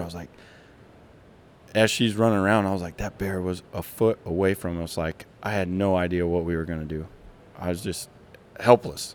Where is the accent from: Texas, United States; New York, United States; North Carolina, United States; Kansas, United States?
Kansas, United States; grew up in Kansas, from Kansas